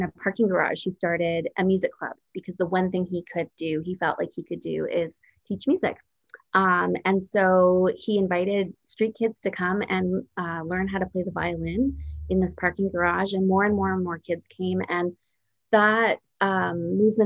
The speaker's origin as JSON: {"language": "English", "town": "Creston", "region": "British Columbia", "country": "Canada", "tie": "born or raised there", "moved": "yes", "lives_now": "Toronto, Canada", "said": "I was born in Creston, BC. And my parents for years were apple orchard and cherry orchard farmers. There we had a family business growing fruit, and that's where I grew up."}